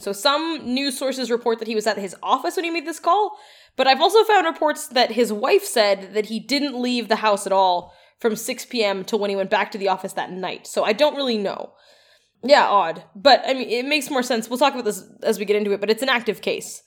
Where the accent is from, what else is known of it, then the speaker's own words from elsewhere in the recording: Edmonton, Alberta, Canada; As a child growing up in Edmonton